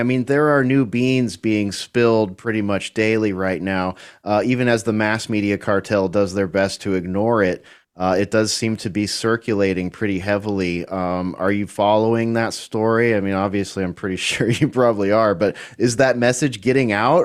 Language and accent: English; California, United States; moved away as an adult; now in Texas, United States; I'm a Californian living in Texas now